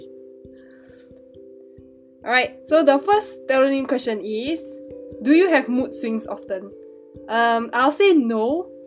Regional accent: Singapore; I'm obviously from Singapore

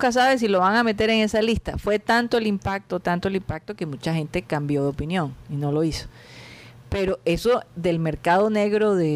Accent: Costeños, Caribbean coast, Colombia; somos los costeños.

